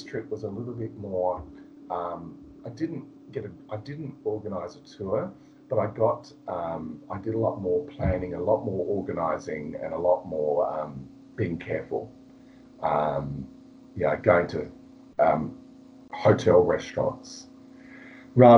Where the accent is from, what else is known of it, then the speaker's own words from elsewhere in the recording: Australia; being an Australian